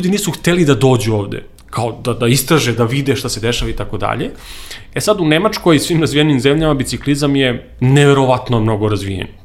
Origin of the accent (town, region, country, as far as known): Serbia